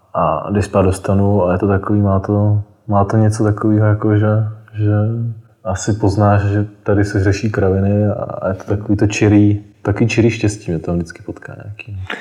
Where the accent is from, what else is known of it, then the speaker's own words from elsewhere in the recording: South Bohemian Region, Czechia; která jsem z Jižních Čech